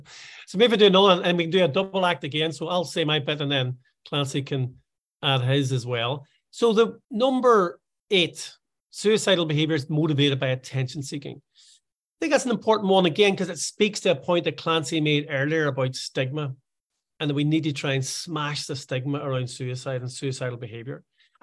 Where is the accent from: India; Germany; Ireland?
Ireland; now in Scotland, United Kingdom; because although I live in Scotland, I am Irish.